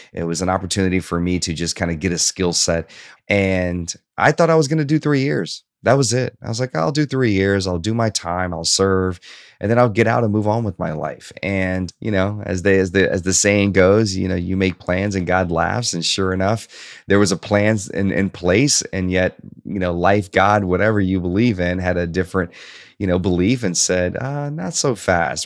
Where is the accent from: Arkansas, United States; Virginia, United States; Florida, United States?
Arkansas, United States; Hope; also born or lived in Shreveport, Louisiana / Bossier City, Louisiana; at nine years old, my mother decided to relocate to Hope, Arkansas